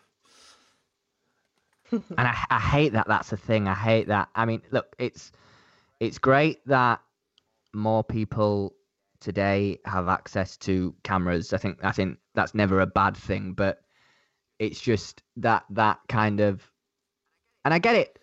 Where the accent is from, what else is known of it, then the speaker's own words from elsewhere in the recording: Leeds, Yorkshire and the Humber, United Kingdom; now in London, United Kingdom; I'm London-based. I'm not originally, I don't know if you guys can tell from my accent, but I'm, I'm not from London. I'm from the, uh, the north of England, uh, a city called Leeds